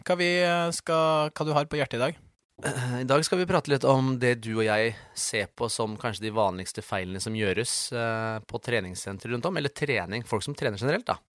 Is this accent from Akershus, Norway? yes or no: yes; Sjøskogen, Akershus, Norway; Ja, det der jeg vokste opp. Ja. Det er der jeg bor.